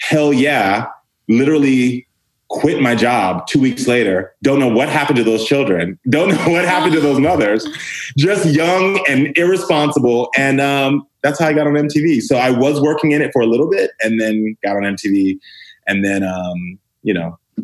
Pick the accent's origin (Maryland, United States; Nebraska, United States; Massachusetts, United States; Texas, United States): Texas, United States; I grew up black and gay in the South to immigrant parents.